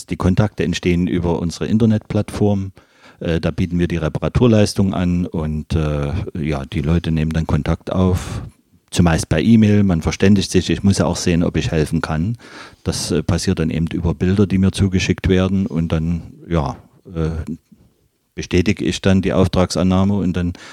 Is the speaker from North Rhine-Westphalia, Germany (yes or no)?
no; Leipzig, Saxony, Germany; now in Magdeburg, Germany; Ich bin gebürtiger Leipziger, ja.